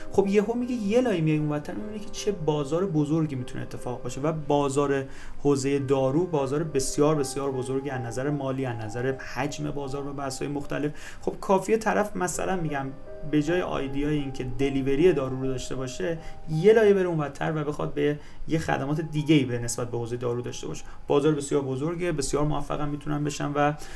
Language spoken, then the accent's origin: Persian; Mazandaran, Iran; من خودم مازندرانی هستم